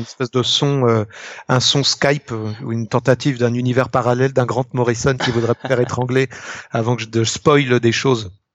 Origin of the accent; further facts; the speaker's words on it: Ille-et-Vilaine, Brittany, France; je suis né en île et vilaine